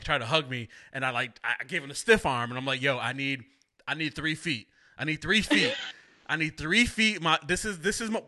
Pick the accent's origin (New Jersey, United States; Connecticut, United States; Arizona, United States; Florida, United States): Connecticut, United States; Waterbury; I grew up pretty much my whole life. We moved when I was 2. Plaza Avenue, right off of Willow Street. I lived there from 2 to 18